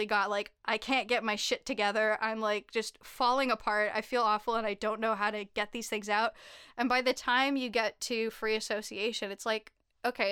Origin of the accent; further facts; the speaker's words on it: Canada; moved away as an adult; now in United States; as a Canadian who recently moved to the States